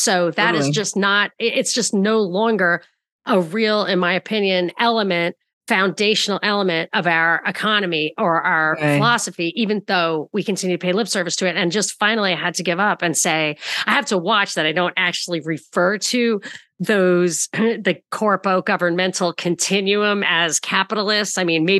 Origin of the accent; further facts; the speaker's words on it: Rockland County, New York, United States; I'm from Rockland County and my family's from Brooklyn